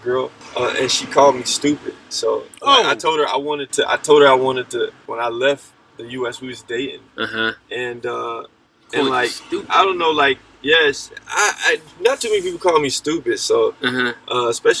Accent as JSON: {"language": "English", "town": "Atlanta", "region": "Georgia", "country": "United States", "also_born_or_lived": "Korea / Germany", "accent": "Southern", "moved": "as an adult", "said": "I was from Atlanta, and I always, when I was living there, like I was selling clothes"}